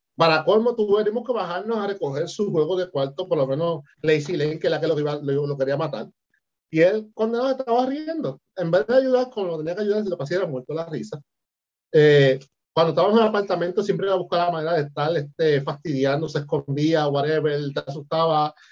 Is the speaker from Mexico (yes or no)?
no; Puerto Rico; moved away; yo soy boricua